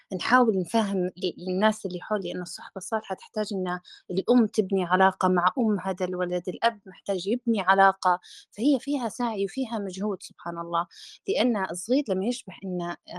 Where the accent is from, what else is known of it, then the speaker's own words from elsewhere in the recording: Libya; إحنا كشعب ليبي